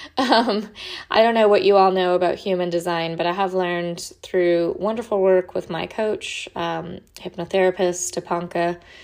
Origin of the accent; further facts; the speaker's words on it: California, United States; moved away as an adult; also born or lived in Oregon / Washington / Idaho / Portland; now in Florida, United States; I lived in, grew up in California